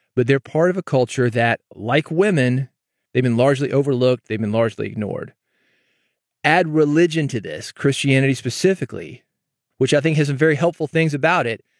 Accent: Nashville, Tennessee, United States; also born or lived in North Mississippi / Memphis; I'm actually from Nashville

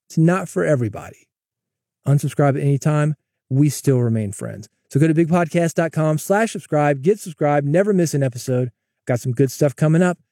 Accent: the South, United States; I'm from the South

